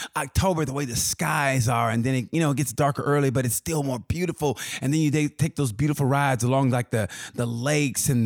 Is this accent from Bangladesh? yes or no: no; Oklahoma, United States; I grew up around Oklahoma, so I know that area